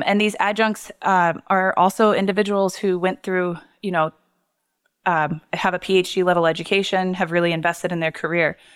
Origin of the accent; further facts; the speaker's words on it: Portland, Maine, United States; moved away as an adult; also born or lived in Massachusetts; I'm from Portland